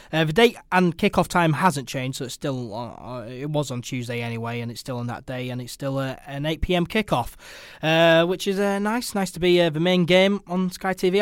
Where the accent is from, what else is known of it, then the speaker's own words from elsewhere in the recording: England, United Kingdom; We are English